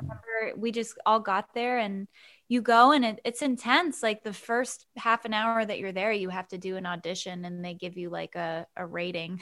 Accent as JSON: {"language": "English", "town": "Keene", "region": "New Hampshire", "country": "United States", "tie": "born or raised there", "also_born_or_lived": "Boston", "moved": "as an adult", "lives_now": "Nashville, United States", "said": "I was born in Keene, New Hampshire. It's like a small New England town. And, uh, yeah, I, I grew up there, and then I went to college in Boston."}